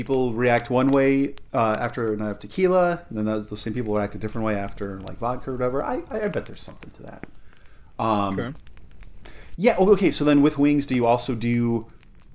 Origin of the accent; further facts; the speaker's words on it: Southern Colorado, United States; moved away; I grew up in Southern Colorado